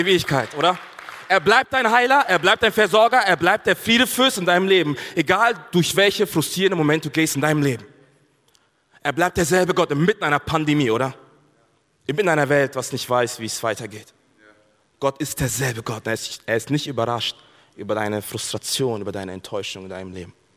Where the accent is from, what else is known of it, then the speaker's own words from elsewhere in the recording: Bavaria, Germany; ich komme aus Bayern.